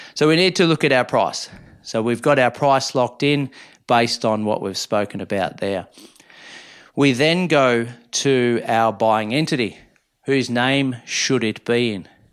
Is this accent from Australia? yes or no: yes; Minyip, Victoria, Australia; moved away; I've always wanted to be a ratepayer back in my hometown